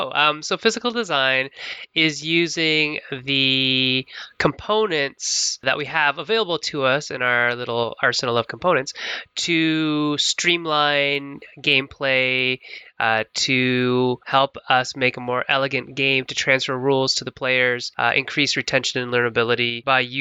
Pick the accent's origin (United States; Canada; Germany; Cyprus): Canada; London, Ontario; I'm a board game designer from London, Ontario, Canada